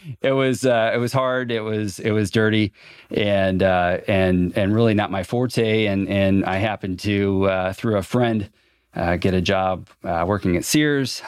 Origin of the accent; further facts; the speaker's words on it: Fort Wayne, Indiana, United States; I grew up on the southeast side of Fort Wayne.